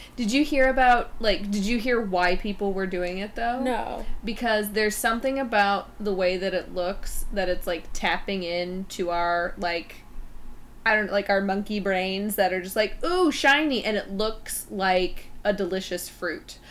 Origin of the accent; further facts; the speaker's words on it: North Carolina, United States; I'm from North Carolina